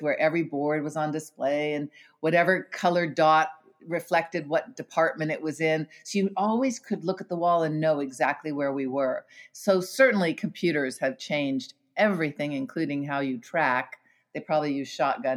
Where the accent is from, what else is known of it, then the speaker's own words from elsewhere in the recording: Stanford, California, United States; also born or lived in Africa; I was born into a working class Irish family here in Northern California. I grew up on the Stanford campus